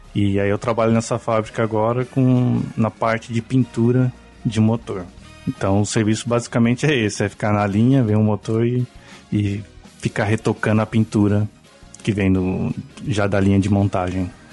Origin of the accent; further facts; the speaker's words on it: São Paulo, Brazil; moved away as an adult; also born or lived in Guarulhos / Lorena; now in Japan; eu sou de São Paulo, Morei bastante tempo em Guarulhos, também já morei em Lorena, que é interior de São Paulo.